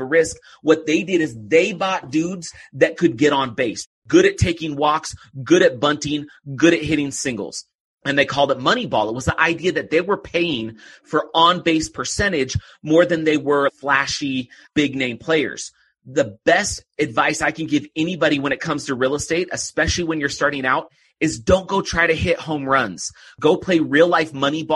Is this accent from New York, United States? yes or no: no; Oakland, California, United States; now in Utah, United States; I grew up just outside of Oakland